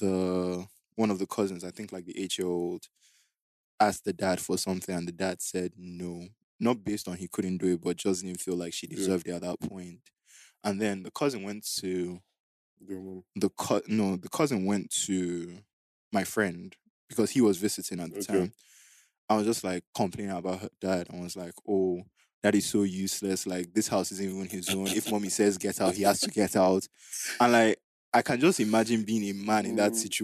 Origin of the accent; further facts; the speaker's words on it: Nigeria; we grew up in Niger